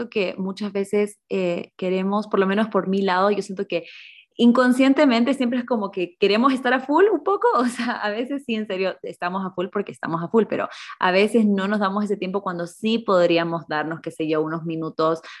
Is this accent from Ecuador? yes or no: yes; Ecuador; moved away as an adult; now in Germany; yo soy de Ecuador, pero vivo normalmente en Alemania